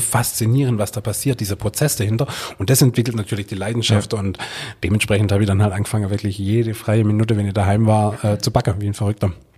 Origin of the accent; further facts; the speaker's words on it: Swabia / Hohenlohe area, Baden-Württemberg, Germany; da wo ich herkomme